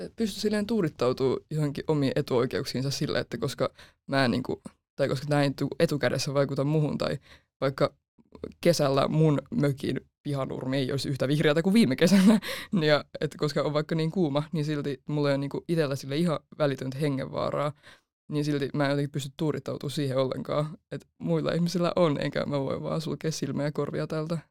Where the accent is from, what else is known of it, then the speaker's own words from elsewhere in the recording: Helsinki, Uusimaa, Finland; Mä oon 18 ja mä oon Helsingistä lukioopiskelija.